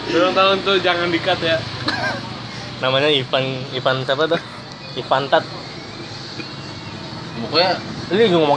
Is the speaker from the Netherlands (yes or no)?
yes; Amsterdam, North Holland, Netherlands; born there; gua lahir di Amsterdam jadi gua nggak terbiasa kayak gitu gua dibiasakan naik sepeda sih dari kecil.